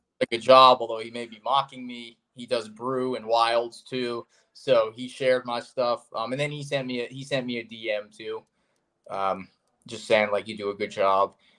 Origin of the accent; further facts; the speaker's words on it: South Florida, United States; growing up in South Florida, which is where I am now and where I'm from